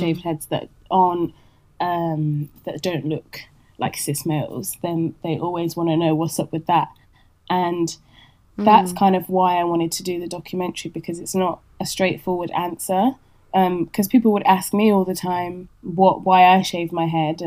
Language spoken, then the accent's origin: English; Leicester, East Midlands, United Kingdom; moved away as an adult; also born or lived in Paris; my hometown of Leicester